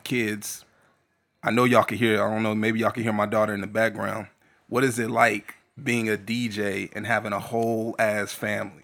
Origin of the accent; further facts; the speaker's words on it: San Antonio, Texas, United States; moved away; I came from San Antonio